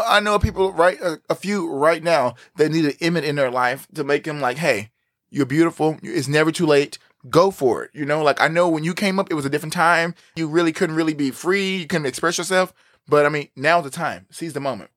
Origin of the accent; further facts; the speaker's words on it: Texas, United States; growing up where we're from, like we said, we're in the Bible Belt, we're here in Texas, we're from a small town